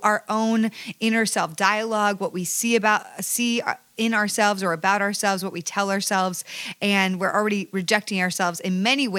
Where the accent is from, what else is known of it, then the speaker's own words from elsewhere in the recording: Ajax, Ontario, Canada; now in Los Angeles, United States; I am Canadian